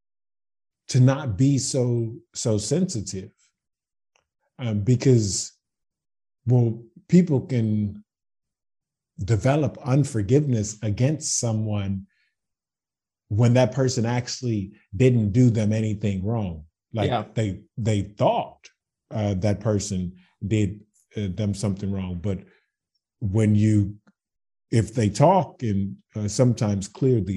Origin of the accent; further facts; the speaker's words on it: Baton Rouge, Louisiana, United States; moved away as an adult; now in Zagreb, Croatia; I'm from Baton Rouge, Louisiana